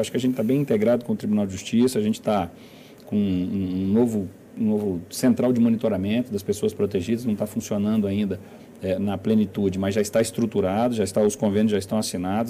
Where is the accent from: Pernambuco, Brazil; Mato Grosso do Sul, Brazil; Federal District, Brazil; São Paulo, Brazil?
Federal District, Brazil; Brasília; como brasiliense também, né, como morador dessa cidade